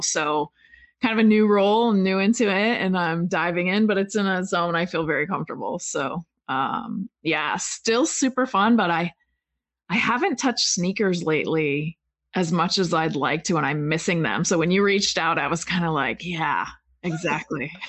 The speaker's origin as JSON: {"language": "English", "region": "a small town in Pennsylvania", "country": "United States", "also_born_or_lived": "Oregon", "moved": "as an adult", "said": "I was from Pen- a small town in Pennsylvania"}